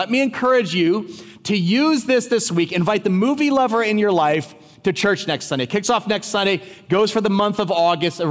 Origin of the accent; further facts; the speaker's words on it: New Jersey, United States; we're both from New Jersey